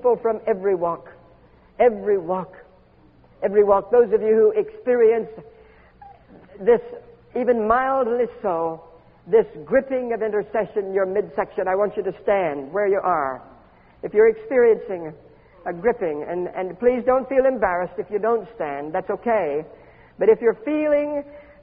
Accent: Homestead, Florida, United States; I was born in Homestead, Florida, which is at the very bottom end of the state

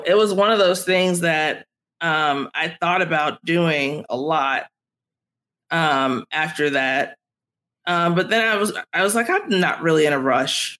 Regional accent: Chicago, Illinois, United States; I grew up on the south side of Chicago

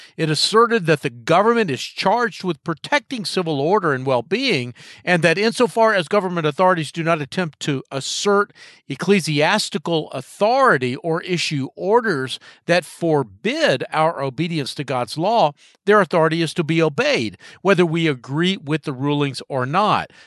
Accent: Charlotte, North Carolina, United States; Charlotte, my hometown

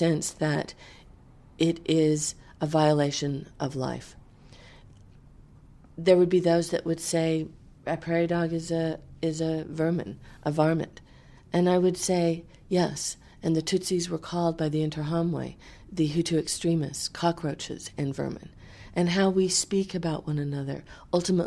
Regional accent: the American West, United States; I grew up in the American West. It's my home.

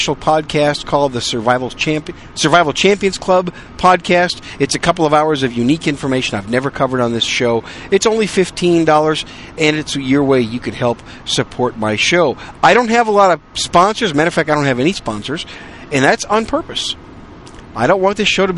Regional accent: Wisconsin, United States; also born or lived in New York City, United States; now in San Antonio, United States; I was born in New York City. Raised most of my life in Wisconsin

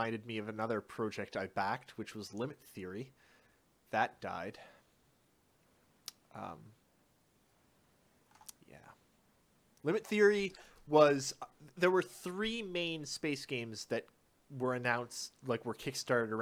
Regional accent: Canada; I am a Canadian

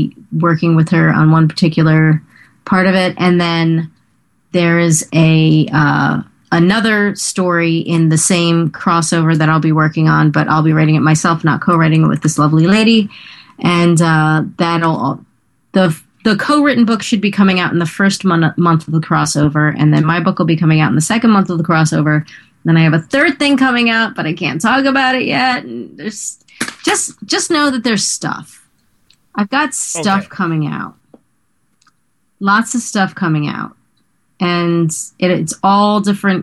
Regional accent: Teaneck, New Jersey, United States; I'm from Teaneck

